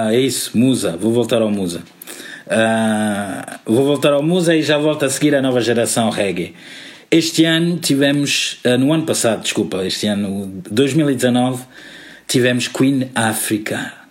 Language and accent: Portuguese; Miraflores, Lisbon, Portugal; Yes, Miguel, sou de Miraflores, já cresci em Miraflores, obrigado.